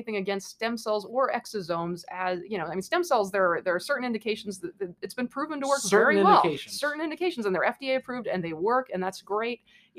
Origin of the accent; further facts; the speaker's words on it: Hawaii, United States; moved away as an adult; I'm from Hawaii